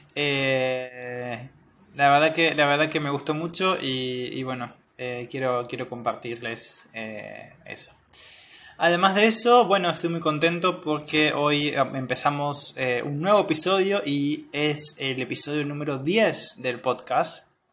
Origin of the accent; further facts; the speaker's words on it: Argentina; soy de Argentina